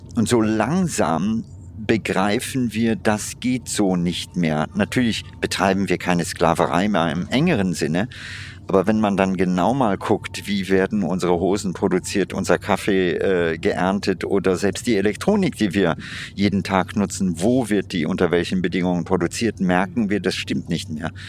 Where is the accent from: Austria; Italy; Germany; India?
India; in meiner Kindheit in Indien